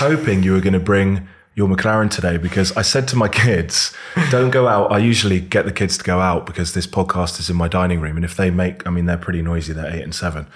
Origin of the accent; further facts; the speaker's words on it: Devon, South West England, United Kingdom; moved away as an adult; also born or lived in Bath; now in Birmingham, United Kingdom; I was born in Birmingham, then went down and grew up in Devon